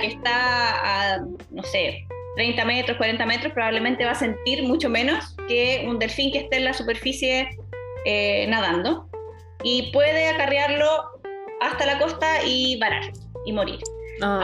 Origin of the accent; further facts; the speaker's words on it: Chile; nosotros los chilenos